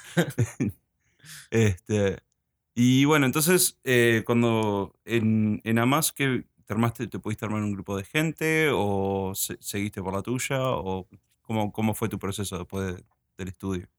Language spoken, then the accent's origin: Spanish; Uruguay; also born or lived in United States; yo cuando era chico y nos mudamos para Uruguay con mi familia, pues yo nací en Estados Unidos